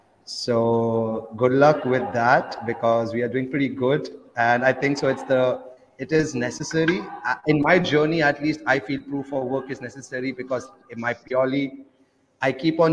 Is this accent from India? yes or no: yes; India; English is a second language; now in Kenya; I'm from India, and I'm traveling 40 countries in 400 days by just using Bitcoin.